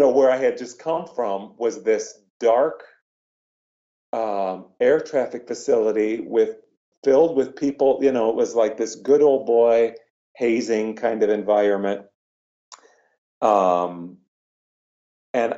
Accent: Iowa, United States; moved away as an adult; also born or lived in Aurora, Illinois; I moved everything back to my hometown in Iowa

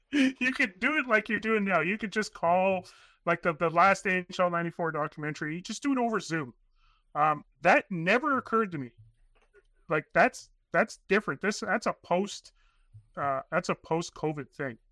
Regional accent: Northern Canada, Canada; born and raised in Northern Canada.

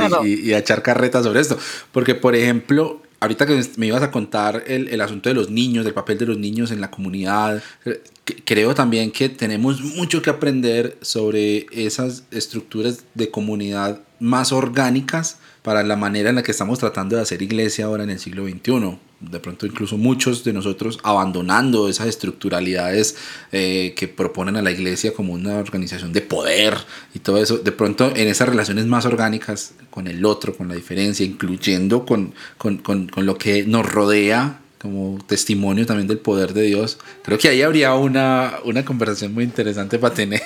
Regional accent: Ibagué, Tolima, Colombia; now in Medellín, Colombia; Vivo en Medellín, pero soy de una ciudad de, más pequeñita al centro del país, se llama Ibagué, nací en Ibagué

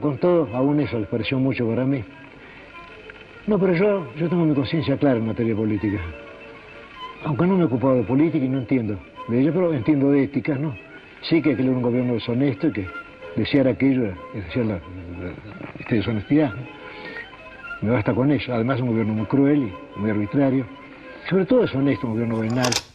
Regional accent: Argentina; hablo como argentino

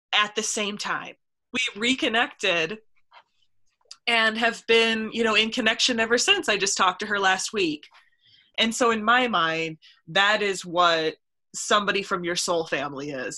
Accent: Stanley, Wisconsin, United States; i was from a really really tiny town i was from stanley wisconsin

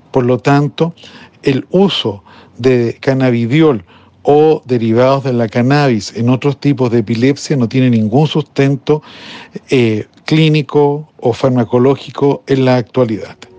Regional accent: Chile; mi país, Chile

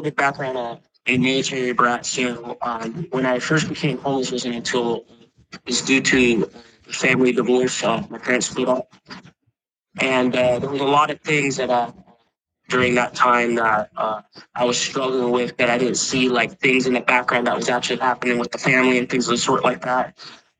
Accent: Puerto Rico; moved away; I was born in Puerto Rico

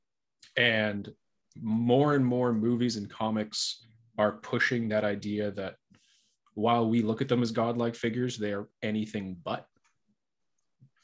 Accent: Canada; I'm Canadian, or we're both Canadian

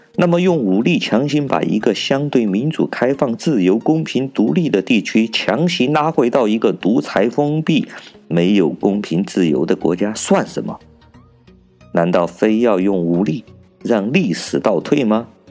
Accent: China; 我是来自中国大陆的

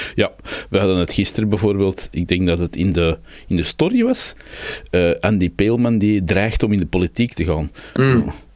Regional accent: Brabant, Belgium; wij Brabanders

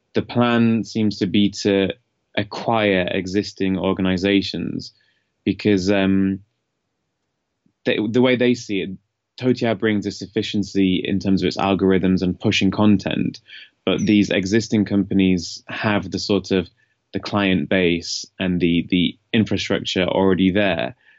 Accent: Leeds, Yorkshire and the Humber, United Kingdom; now in China; I'm from the north of England, a city called Leeds

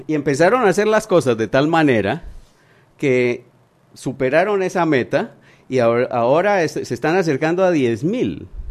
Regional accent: Panama

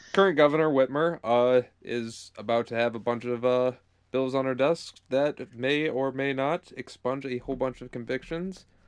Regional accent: Michigan, United States; Michigan, my home state

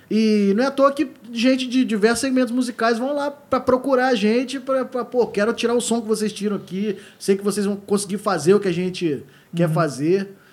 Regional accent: Rio de Janeiro, Brazil; eu sou do Rio

